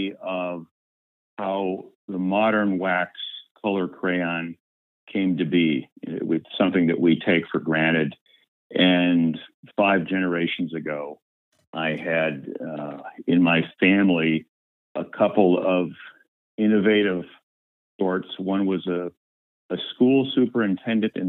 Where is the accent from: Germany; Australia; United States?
United States; Sandusky, Ohio; moved away as an adult; now in Washington, D.C., United States; I had to go back to my hometown of Sandusky, Ohio